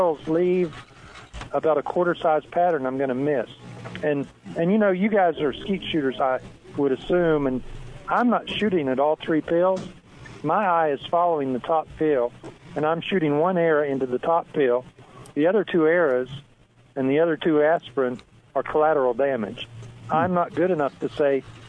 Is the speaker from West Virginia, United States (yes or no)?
yes; West Virginia, United States; now in Texas, United States; I was raised, before we moved to Texas, I was raised in West Virginia, and my family were all mountain people